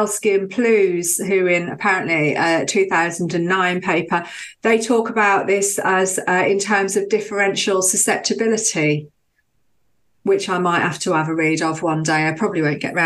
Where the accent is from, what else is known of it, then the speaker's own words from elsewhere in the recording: Birmingham, West Midlands, United Kingdom; moved away as an adult; now in Brighton, United Kingdom; I grew up in Birmingham